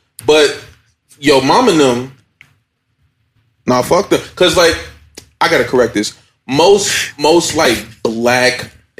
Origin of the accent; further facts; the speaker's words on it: Chicago, Illinois, United States; Bro, I'm from Chicago.